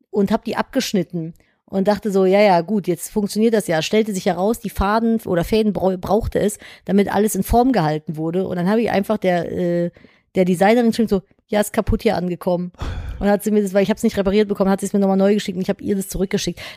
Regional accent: North Rhine-Westphalia, Germany; bei uns in Nordrhein-Westfalen

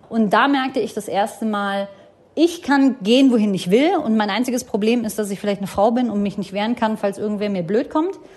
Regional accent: Berlin, Germany; wir sind ja in Frohnau aufgewachsen und das ist im Norden von Berlin. Und äh, wo ich aufgewachsen bin, es ist in Watte gepackt. Also stell dir vor, es ist wie ein amerikanischer Vorort

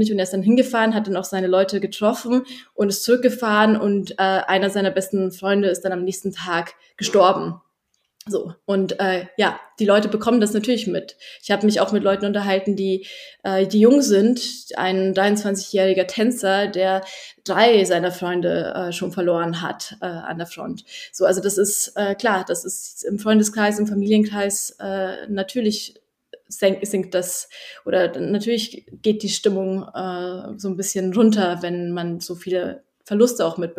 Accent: Poland; Und zwar sage ich dann, ne, ich kann euren Punkt schon verstehen, denn ich bin auch Polin und ich weiß, wie meine polnische Regierung darüber diskutiert

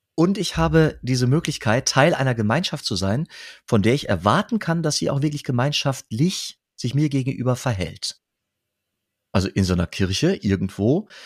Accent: Dorsten, North Rhine-Westphalia, Germany; born or raised there; moved away; also born or lived in Münster

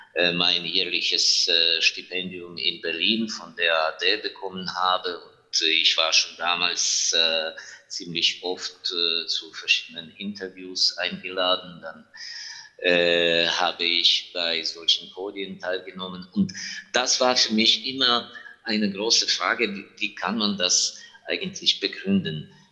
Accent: Ivano-Frankivsk, Ivano-Frankivsk Oblast, Ukraine; German is a second language; ich bin in meiner Heimatstadt, in Ivano-Frankivsk.

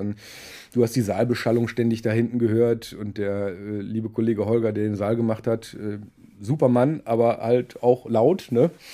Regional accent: Düsseldorf, North Rhine-Westphalia, Germany; ich bin aber gebürtiger Düsseldorfer

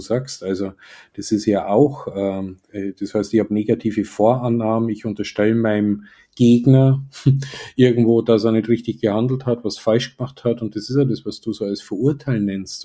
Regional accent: Germany; wie ich mich als Deutscher wahrnehme

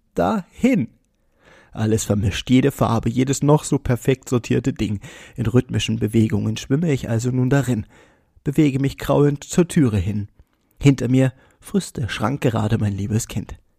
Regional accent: Bernburg, Saxony-Anhalt, Germany; Bernburg ist meine Heimat

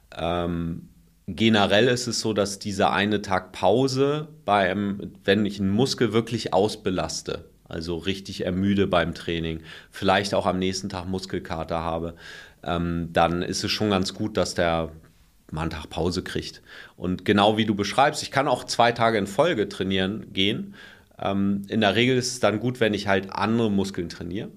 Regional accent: Germany; bei uns in Deutschland

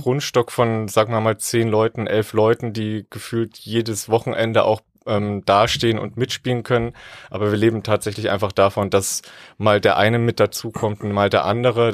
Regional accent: Thuringia, Germany; moved away; Ich komme ursprünglich aus Thüringen

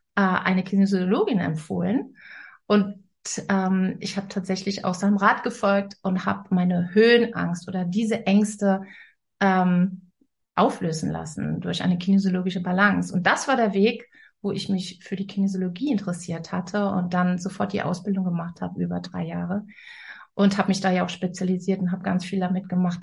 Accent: Rhineland, Germany; moved away as an adult; now in Northern Germany; Ich komme ja aus, aus dem Rheinland und lebe jetzt im Norden.

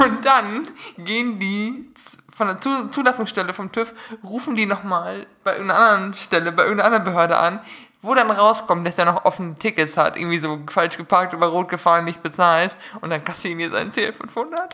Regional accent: Münsterland, North Rhine-Westphalia, Germany; ich als Münsterländer, bei uns ist ja nun wirklich gar nichts an Hügeln

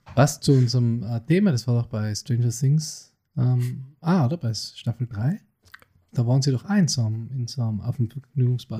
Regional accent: Innsbruck, Tyrol, Austria; bei uns in Innsbruck

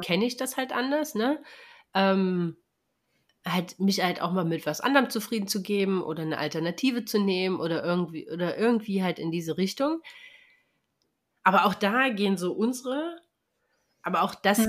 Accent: East Germany, Germany; ich bin ja im Osten groß geworden

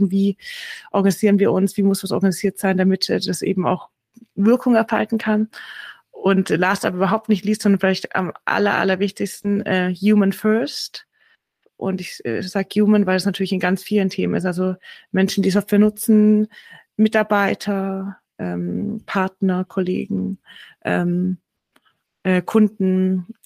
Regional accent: Baden-Württemberg, Germany; ich komme aus Schwaben. Also ich bin, ich rede heute nicht nur aus Stuttgart, sondern ich komme hier aus der Nähe von Stuttgart.

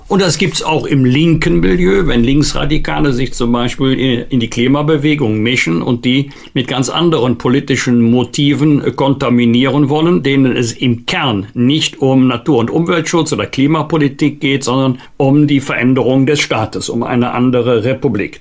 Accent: Germany; bei uns in Deutschland

